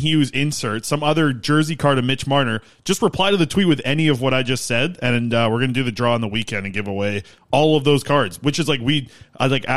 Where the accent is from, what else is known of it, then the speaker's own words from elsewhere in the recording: Nanaimo, British Columbia, Canada; My hometown team that I grew up and I was at a ton of these games. The 2004 RBC Cup, Nanaimo Clippers